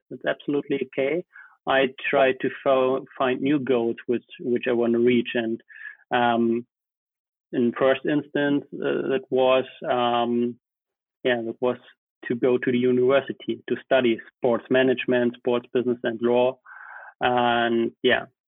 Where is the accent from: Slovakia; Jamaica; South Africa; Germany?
Germany; also born or lived in Potsdam / Bayreuth; I studied in Potsdam, so it was not far away from my hometown